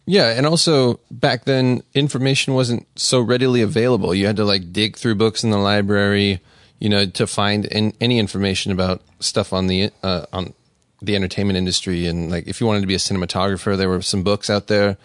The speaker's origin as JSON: {"language": "English", "town": "Las Vegas", "region": "Nevada", "country": "United States", "said": "I'm from Vegas"}